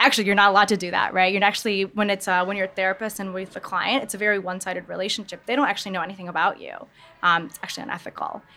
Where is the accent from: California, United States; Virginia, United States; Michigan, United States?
Michigan, United States; moved away as an adult; now in New York, United States; Born and raised in Michigan. So a Midwest gal over here